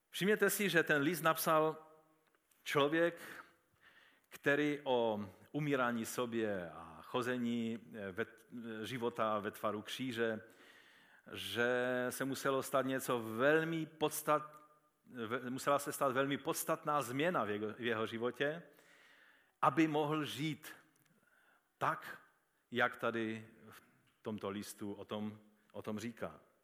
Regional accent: Český Těšín, Moravian-Silesian Region, Czechia; když jsme se představili, že jsme z Těšína

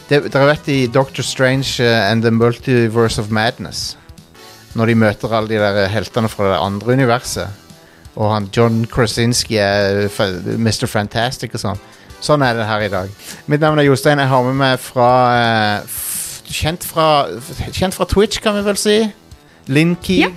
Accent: Trondheim, Trøndelag, Norway; jeg er jo fra Trondheim, da.

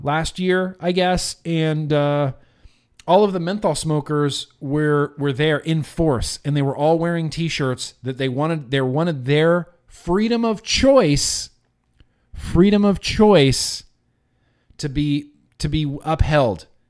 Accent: United States; as an American

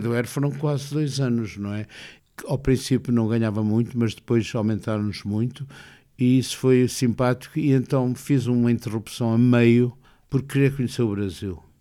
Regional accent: Porto, Norte, Portugal; eu sou do Porto

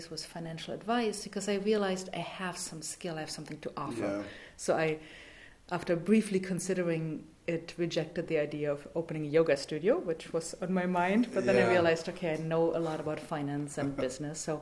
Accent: East Germany, Germany; English is a second language; moved away as an adult; also born or lived in France / San Francisco, United States / Newark, New Jersey, United States; now in United States; I grew up in East Germany, born and raised communist

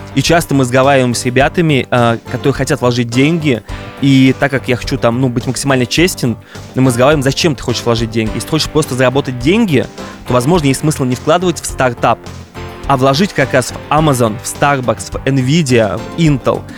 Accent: Ulyanovsk, Ulyanovsk Oblast, Russia; moved away; also born or lived in Moscow / Los Angeles; я из Ульяновска, и Ульяновск для меня все еще такая альма-матер

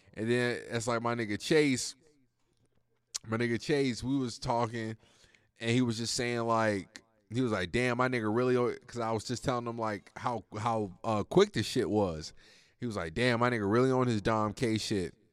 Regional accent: United States; as an American

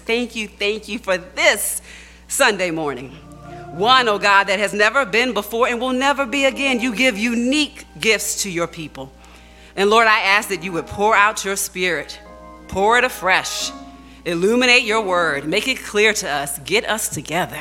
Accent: Baltimore, Maryland, United States; as a kid growing up in Baltimore

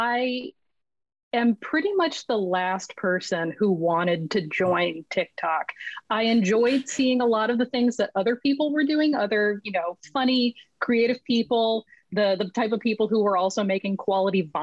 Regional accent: Los Angeles, California, United States; also born or lived in Vancouver, British Columbia; I'm originally from Los Angeles, and I am currently sitting in a chair in Vancouver, British Columbia.

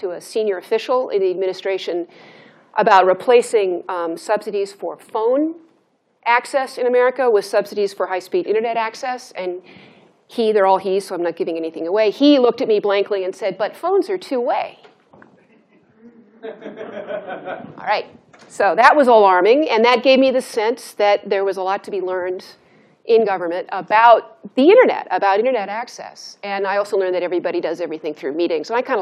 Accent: Santa Monica, California, United States; moved away as an adult; also born or lived in Washington; I'm from Santa Monica, California

